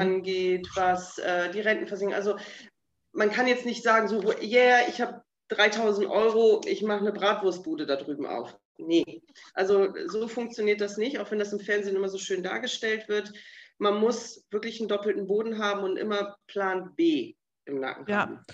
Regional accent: Bremen, Germany; moved away as an adult; also born or lived in Delmenhorst / Africa; Ich komme aus Bremen gebürtig, ähm, habe die letzten 20 Jahre in Delmenhorst gewohnt

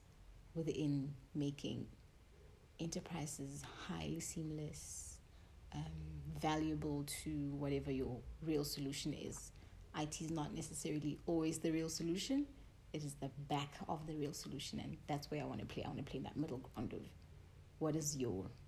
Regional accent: Taung, North West, South Africa; moved away; I was born and bred in Daum.

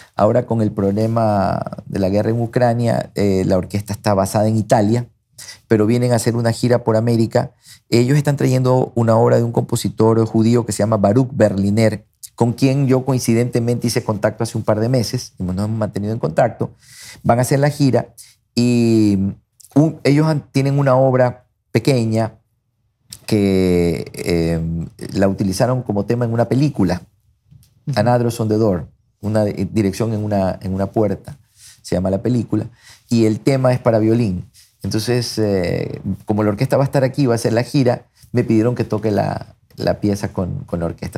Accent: Guayaquil, Guayas, Ecuador; accent: guayaco; yo soy guayaco, me siento guayaco, nací en Guayaquil, adoro Guayaquil, no me veo viviendo en otra ciudad que no sea Guayaquil. Me encanta Guayaquil, mis amigos están aquí, hablo como guayaco

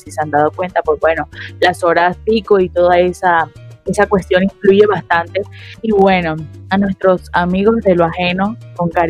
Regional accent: Barranquilla, Atlántico, Colombia; Yo creo que esa es una de las situaciones que de pronto a nosotros como barranquilleros de pronto nos ataca un poquito más

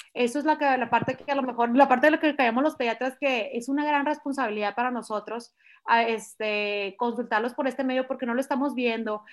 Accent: Culiacán, Sinaloa, Mexico; moved away as an adult; now in Monterrey, Mexico; no soy de Monterrey, llevo 20 años viviendo aquí, aquí llegué a estudiar medicina y nunca más me fui, yo soy de Culiacán, Sinaloa

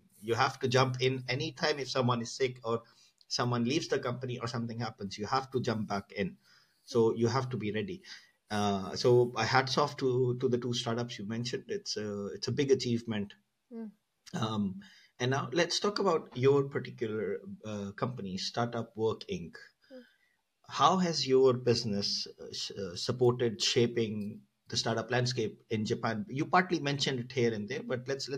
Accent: Pakistan; I come from Pakistan

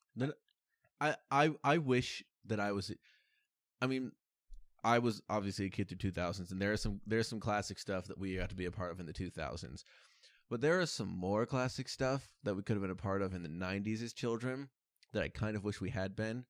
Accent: United States; growing up in America

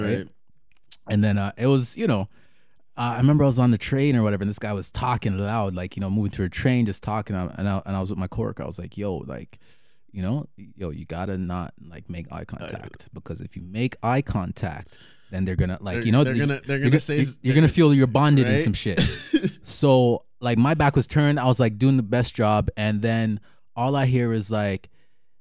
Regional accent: Jamaica; being Jamaican

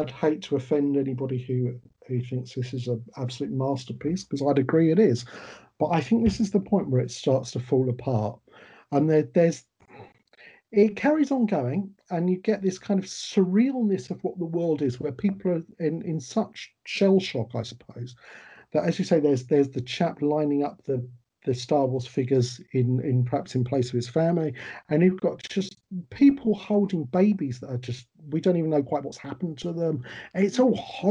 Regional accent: United Kingdom; we're British, we'd do work songs, we'd sing, we'd joke

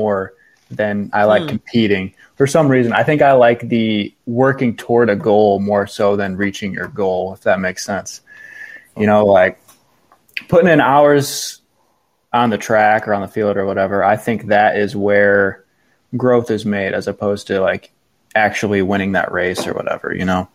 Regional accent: Norwalk, Ohio, United States; also born or lived in Tiffin, Ohio; I was born and raised in Norwalk, Ohio, kind of south of, like, Lake Erie

